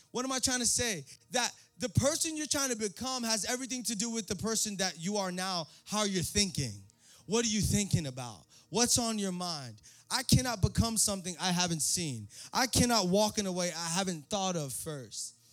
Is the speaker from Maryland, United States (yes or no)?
no; New York City, New York, United States; born there; I was born in the Bronx, you know what I'm saying?